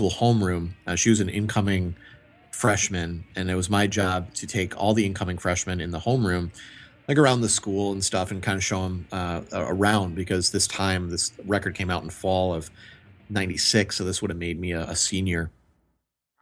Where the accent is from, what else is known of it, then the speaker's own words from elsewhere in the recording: Milwaukee, Wisconsin, United States; growing up in Milwaukee